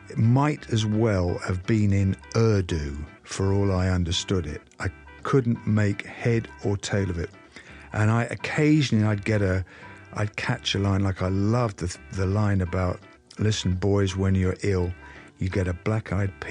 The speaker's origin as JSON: {"language": "English", "region": "England", "country": "United Kingdom", "said": "music from the United States couldn't have been any more different to the stuff that we were served up as English kids."}